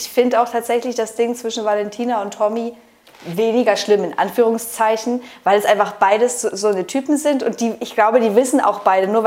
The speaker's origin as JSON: {"language": "German", "town": "Essen", "region": "North Rhine-Westphalia", "country": "Germany", "said": "ja wir kommen halt aus Essen."}